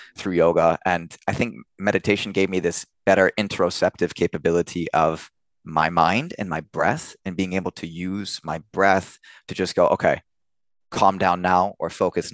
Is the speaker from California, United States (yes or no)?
yes; Orange County, California, United States; moved away as an adult; now in Cologne, Germany; California and Orange County is where I grew up